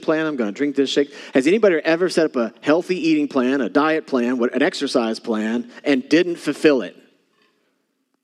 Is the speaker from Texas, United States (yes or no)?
yes; Texas, United States; I'm from Texas